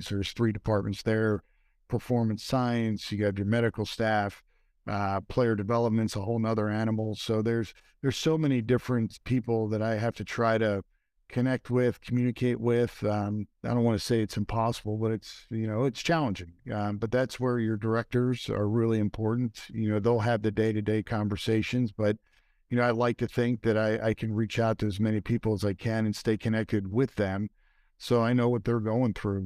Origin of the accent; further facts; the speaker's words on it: Philadelphia, Pennsylvania, United States; moved away; I grew up in Philadelphia